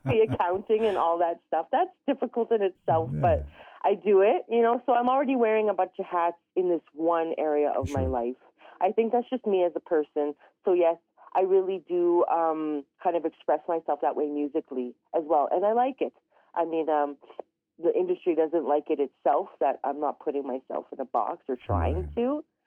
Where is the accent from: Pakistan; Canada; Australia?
Canada; I'm originally from Treaty 8 territory. Um, I grew up in a very tiny community known as a hamlet.